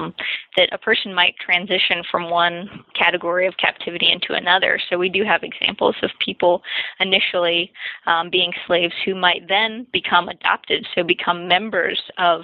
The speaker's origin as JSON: {"language": "English", "town": "Macon", "region": "Georgia", "country": "United States", "tie": "born or raised there", "said": "I grew up in Macon, Georgia, which is it's right in central Georgia"}